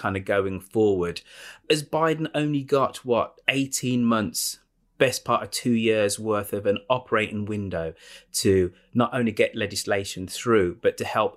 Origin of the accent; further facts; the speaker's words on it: United Kingdom; I'm British